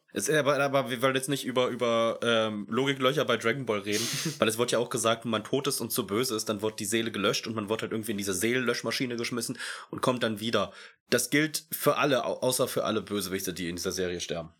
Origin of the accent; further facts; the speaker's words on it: Germany; bei uns in Deutschland